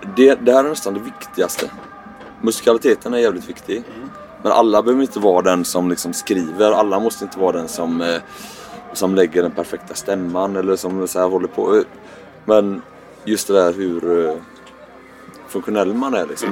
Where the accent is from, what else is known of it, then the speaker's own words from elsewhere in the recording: Gothenburg, Västra Götaland, Sweden; accent: göteborgska; Jag hör min göteborgska dialekt